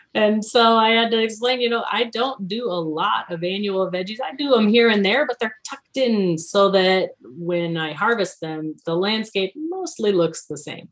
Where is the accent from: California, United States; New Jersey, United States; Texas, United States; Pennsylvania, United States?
Texas, United States; New Braunfels; moved away; I'm from South Texas originally, uh, New Braunfels, between San Antonio and Austin